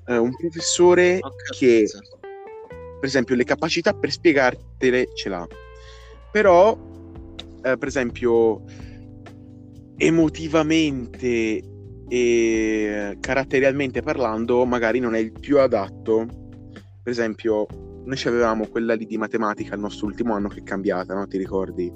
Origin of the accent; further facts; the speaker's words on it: Pescia, Tuscany, Italy; anch'io vengo da Pescia